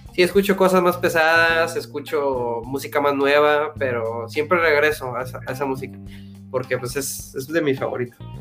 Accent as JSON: {"language": "Spanish", "town": "Valle Hermoso", "region": "Tamaulipas", "country": "Mexico", "moved": "yes", "lives_now": "Edinburg, United States", "said": "soy de Vallehermoso, Tamaulipas."}